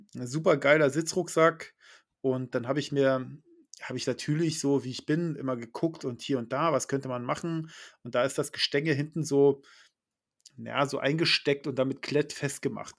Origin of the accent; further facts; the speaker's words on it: Schleswig-Holstein, Germany; bei uns in Schleswig-Holstein